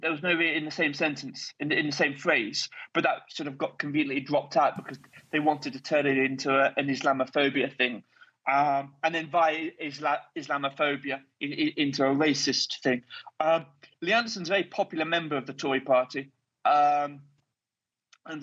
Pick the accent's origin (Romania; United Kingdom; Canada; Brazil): United Kingdom; one Brit here on the WarRoom